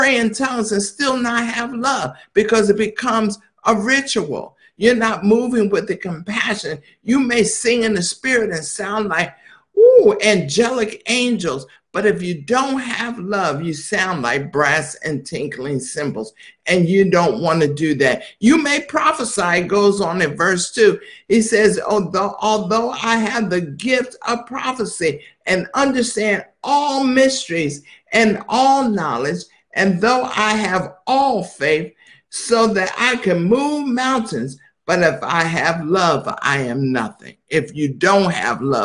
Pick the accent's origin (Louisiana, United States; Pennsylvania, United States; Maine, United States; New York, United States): Pennsylvania, United States; Philadelphia; Now, I was born in Philadelphia